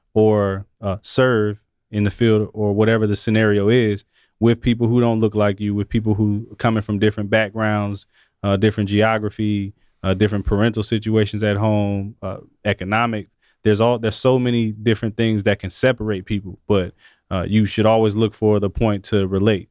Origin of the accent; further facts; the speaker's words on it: Atlanta, Georgia, United States; we're both from Atlanta